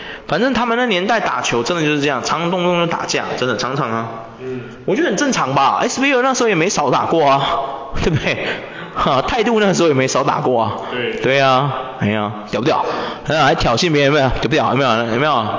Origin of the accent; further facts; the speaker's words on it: Taiwan; 我觉得怎么样？我们台湾人是没有那个体能，是不是？